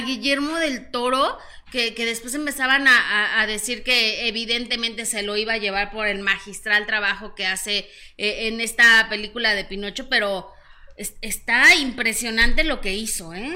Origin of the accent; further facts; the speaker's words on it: Mexico; como mexicanos